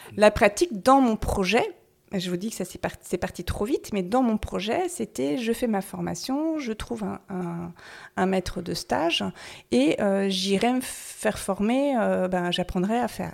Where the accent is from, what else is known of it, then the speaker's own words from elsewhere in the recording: Brittany, France; also born or lived in Paris / Toulouse / Germany / Normandy; now in Noirmoutier-en-l'Île, France; je suis bretonne